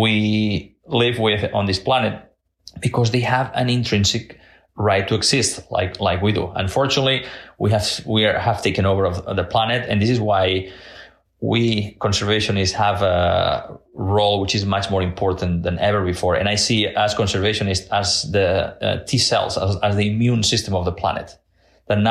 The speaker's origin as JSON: {"language": "English", "region": "Catalonia", "country": "Spain", "tie": "born or raised there", "moved": "yes", "lives_now": "Washington, D.C., United States", "said": "I was born and raised in Catalonia in Spain"}